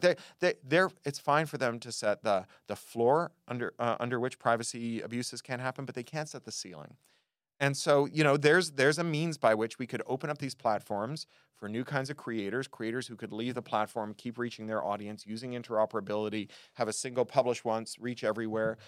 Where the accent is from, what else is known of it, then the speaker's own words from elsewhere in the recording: Toronto, Ontario, Canada; When I was a kid growing up in Toronto